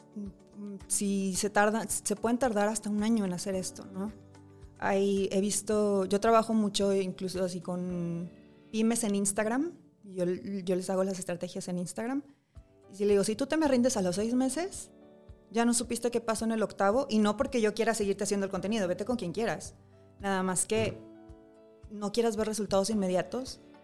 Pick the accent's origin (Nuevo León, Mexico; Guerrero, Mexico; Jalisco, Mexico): Nuevo León, Mexico; Monterrey; yo soy de Monterrey